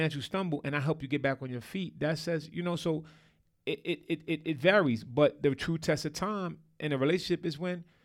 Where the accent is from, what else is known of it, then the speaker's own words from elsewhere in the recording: New York, United States; I'm from New York